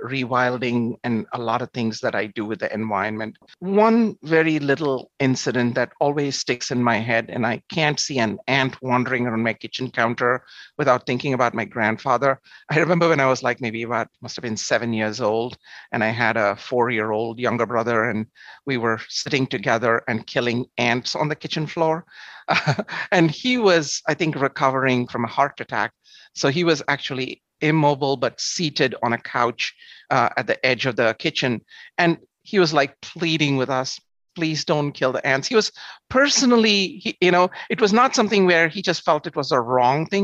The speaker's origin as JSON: {"language": "English", "town": "Chennai", "region": "Tamil Nadu", "country": "India", "tie": "born or raised there", "also_born_or_lived": "Long Island", "first_language": "Tamil", "second_language": "English", "moved": "as an adult", "lives_now": "New York, United States", "said": "I was born in South India, personally lived in Chennai in the state of Tamil Nadu. My mother tongue is Tamil"}